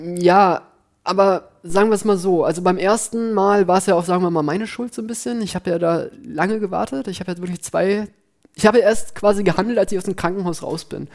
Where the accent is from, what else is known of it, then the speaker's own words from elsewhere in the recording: near Düsseldorf, North Rhine-Westphalia, Germany; moved away as an adult; now in Berlin, Germany; ich komme halt aus der Nähe von Düsseldorf. Ich bin zwar auf dem Land groß geworden